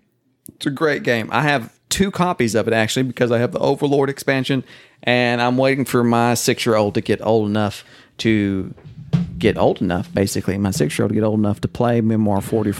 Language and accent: English; northern Oklahoma, United States; That was like my area where I grew up, where they filmed Twister up north there in Oklahoma.